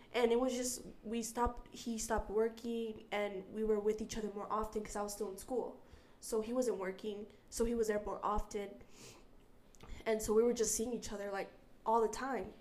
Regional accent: Utah, United States; also born or lived in San Diego, California / Guerrero, Mexico (family); so I am from California, San Diego, uh, but I was raised here in Utah

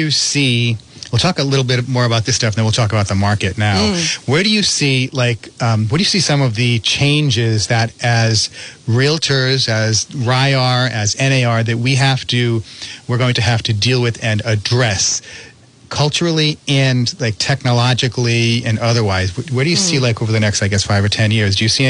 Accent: Cumberland, Rhode Island, United States; also born or lived in North Providence, Rhode Island; there are offices in my hometown of Cumberland

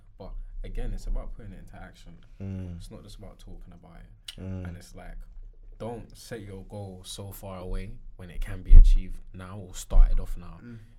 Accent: London, United Kingdom; Growing up in London.

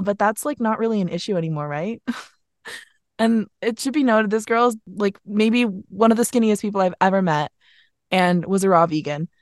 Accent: Vermont, United States; also born or lived in Philadelphia; now in New York, United States; I'm from Vermont

